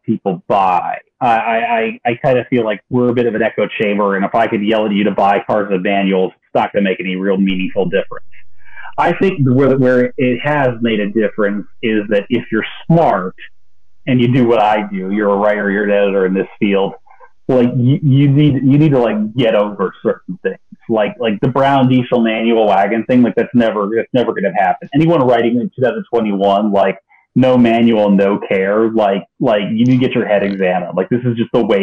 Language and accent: English; Texas, United States; I grew up in Texas